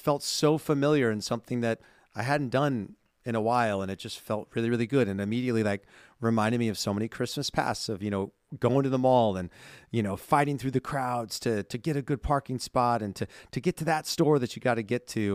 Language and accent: English; California, United States; growing up in California